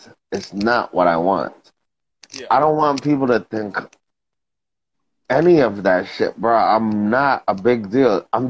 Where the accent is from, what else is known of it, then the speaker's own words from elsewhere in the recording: New York, United States; I'm from New York